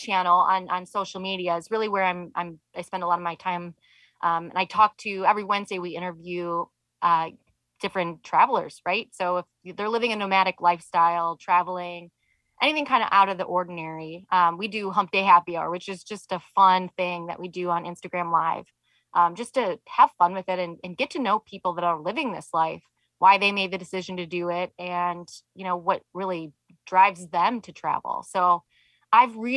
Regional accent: Michigan, United States; moved away; I'm from Michigan originally.

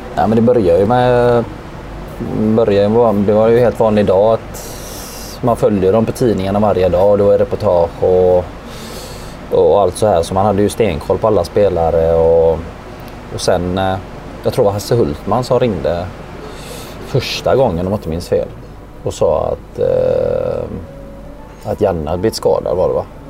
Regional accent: Gothenburg, Västra Götaland, Sweden; jag är uppvuxen i, i Biskopsgården här på Hisingen

